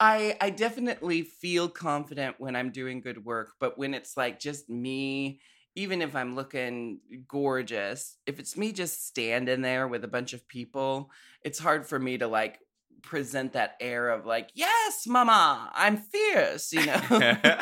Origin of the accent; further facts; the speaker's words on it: Portland, United States; I grew up in Portland.